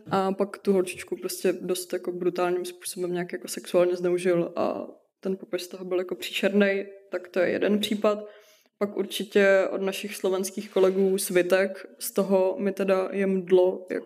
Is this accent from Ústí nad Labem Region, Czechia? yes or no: yes; Litvínov, Ústí nad Labem Region, Czechia; Jo, já jsem z Litvínova, prosím pěkně.